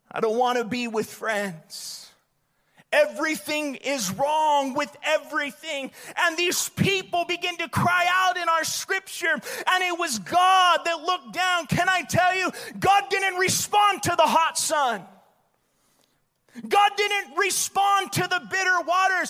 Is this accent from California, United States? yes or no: no; Bullhead City, Arizona, United States; I grew up in Bullhead